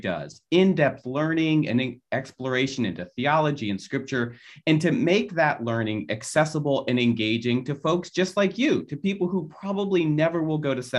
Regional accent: Philadelphia, Pennsylvania, United States; Some of you know that I am from Philadelphia. And for that reason, I suffer from a lifelong love of Philadelphia sports.

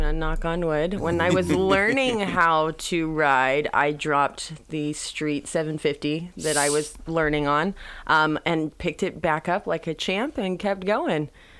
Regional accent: Mentone, California, United States; Born and raised in Mentone, California. Got to represent the 909. And I currently live in Mentone, California. I have not left the Inland Empire.

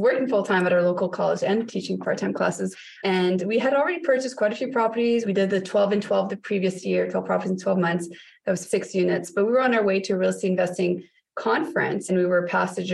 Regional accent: Canada; now in North Bay, Canada; So we are Canadians as well. We're located in North Bay, Ontario

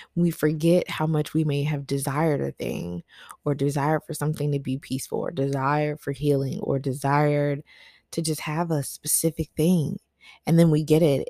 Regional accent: the South, United States; growing up in the South

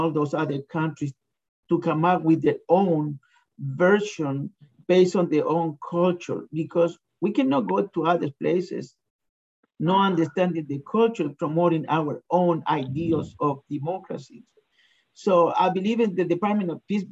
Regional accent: Chile; now in United States; I'm originally from Chile

